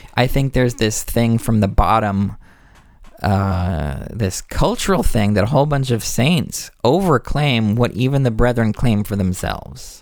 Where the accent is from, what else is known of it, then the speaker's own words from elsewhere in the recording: United States; I'm an American conditionally